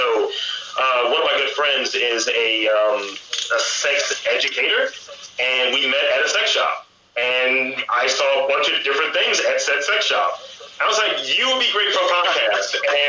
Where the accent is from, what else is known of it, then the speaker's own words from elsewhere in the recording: Baltimore, Maryland, United States; Yes, I am.